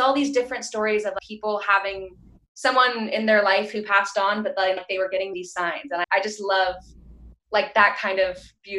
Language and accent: English; Grass Valley, California, United States; the town that I'm from is called Grass Valley, which is in the Sierra Nevada foothills of California.